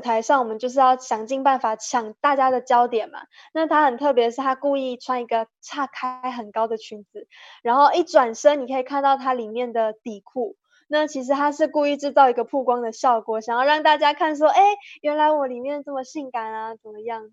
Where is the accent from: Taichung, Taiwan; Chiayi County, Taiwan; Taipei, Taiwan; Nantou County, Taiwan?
Nantou County, Taiwan; 我们家相伴的南投美人腿公主选拔